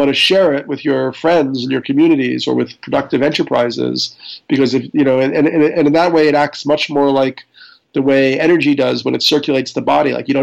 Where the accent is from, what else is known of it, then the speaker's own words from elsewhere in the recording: New York, United States; I'm a New Yorker